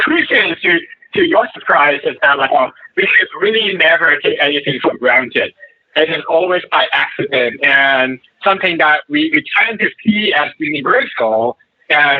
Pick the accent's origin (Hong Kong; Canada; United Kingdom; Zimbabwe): Hong Kong; moved away as an adult; growing up in Hong Kong